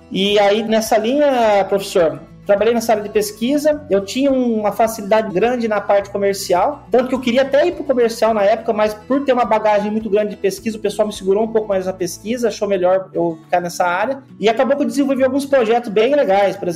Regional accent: Boa Esperança do Sul, São Paulo, Brazil; Eu sou do interior de São Paulo, eu nasci numa cidadezinha que chama Boa Esperança do Sul, tem 12 mil habitantes

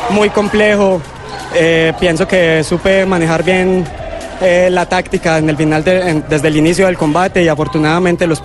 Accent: Manizales, Caldas, Colombia; Yo soy de Manizales.

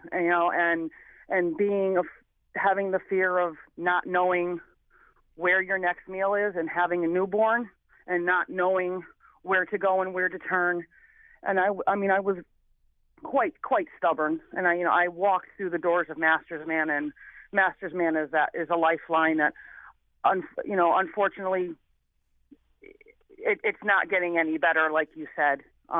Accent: New Haven, Connecticut, United States; I came from New Haven, Connecticut, with a single mother trying to make it, in a time in the late 70s, early 80s.

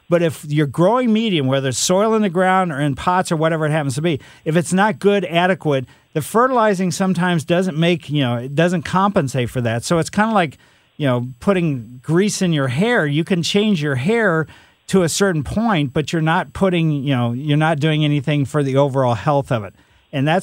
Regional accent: United States; I grew up in West County

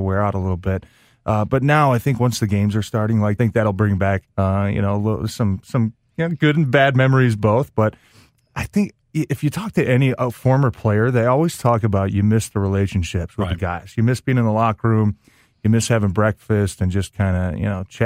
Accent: Ferndale, Michigan, United States; also born or lived in White Lake, Michigan / Green Bay, Wisconsin; I grew up in Ferndale, you know, spent a lot of time in White Lake.

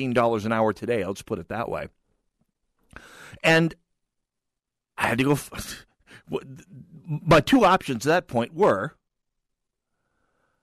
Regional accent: Jamestown, North Dakota, United States; moved away; my hometown of Jamestown, North Dakota

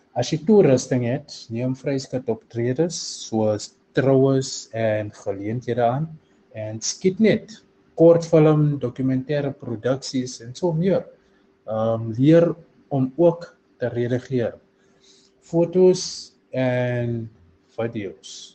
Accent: Johannesburg, Gauteng, South Africa; moved away as an adult; now in Cape Town, South Africa; Ek het groot geword in 'n klein gemeenskap, eh, in naam van Westbury in Johannesburg

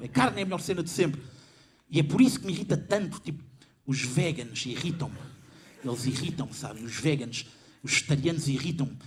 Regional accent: Lisbon, Portugal; Eu tenho 27 anos, eu nasci em 92 e sou de Lisboa. Quem cresceu na década de 90 em Lisboa

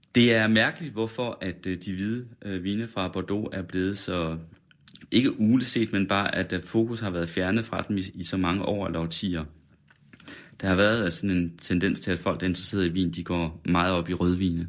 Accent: West Jutland, Central Denmark Region, Denmark; men jeg er også fra Vestjylland

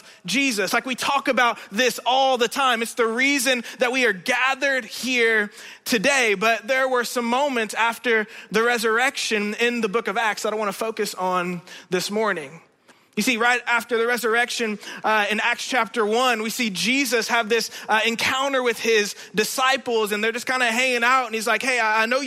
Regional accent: Indiana, United States; moved away; I'm originally from Indiana

